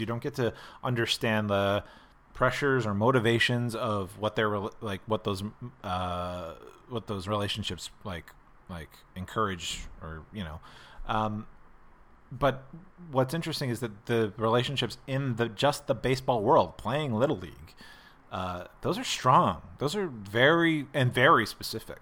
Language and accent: English; Pennsylvania, United States; now in Los Angeles, United States; I grew up in in Pennsylvania where you ha, you can only buy your beer in one place